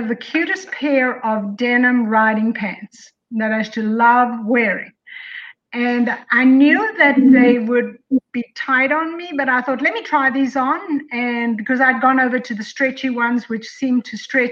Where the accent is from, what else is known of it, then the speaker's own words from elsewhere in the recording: South Africa; also born or lived in Colorado; now in Tennessee, United States; I'm from South Africa